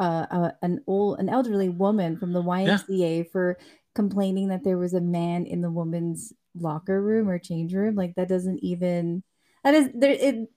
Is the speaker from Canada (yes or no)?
yes; Canada; now in United States; I'm from Canada and then I live in the States.